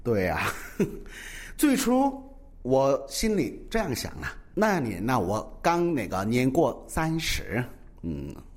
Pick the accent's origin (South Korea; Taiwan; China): South Korea; Chinese is a second language; 作为一个土生土长的韩国人呐